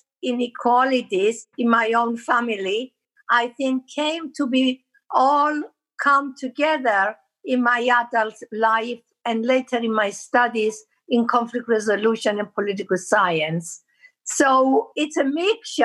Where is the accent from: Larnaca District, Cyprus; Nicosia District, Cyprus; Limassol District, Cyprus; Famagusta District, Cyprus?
Nicosia District, Cyprus; Nicosia; also born or lived in Agios Ambrosios, Kyrenia / London; I was born in Agios Ambrosios in Kyrenia, but I grew up in Nicosia